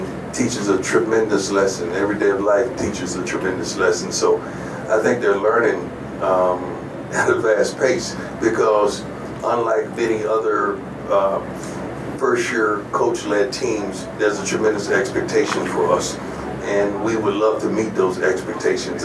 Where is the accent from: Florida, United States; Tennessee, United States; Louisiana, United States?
Florida, United States; I'm from Florida, and I like Florida dogs because that's where I come from.